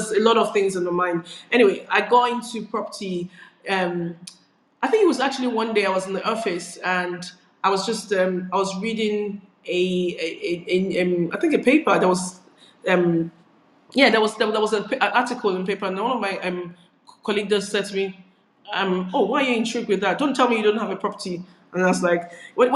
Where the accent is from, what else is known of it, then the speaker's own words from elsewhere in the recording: Nigeria; moved away as an adult; now in United Kingdom; I grew up in Nigeria where I was born. And I relocated as an adult, actually, into the United Kingdom.